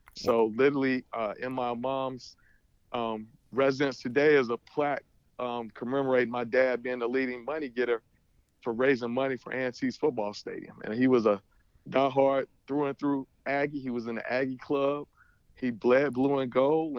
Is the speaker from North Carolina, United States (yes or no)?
yes; Greensboro, North Carolina, United States; moved away; growing up in Greensboro